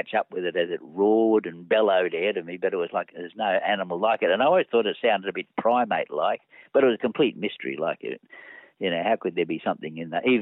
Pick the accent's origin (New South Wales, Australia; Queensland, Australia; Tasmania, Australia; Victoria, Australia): Queensland, Australia; Gold Coast; I grew up partly on the Gold Coast, and in the 1950s and 1960s